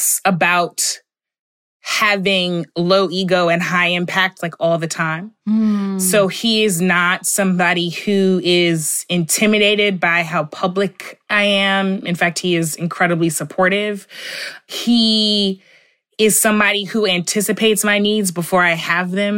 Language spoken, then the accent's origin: English; St. Louis, Missouri, United States; We're both from St. Louis